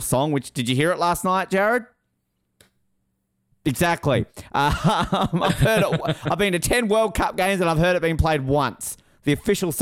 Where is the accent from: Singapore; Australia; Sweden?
Australia; We're Australian